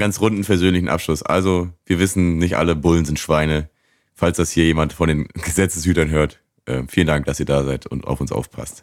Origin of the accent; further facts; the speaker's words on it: Germany; wir sind ja aus Deutschland